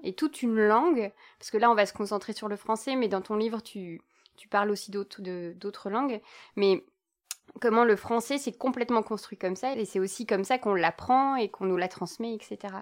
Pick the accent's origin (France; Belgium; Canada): Belgium; je ne suis pas française, je suis belge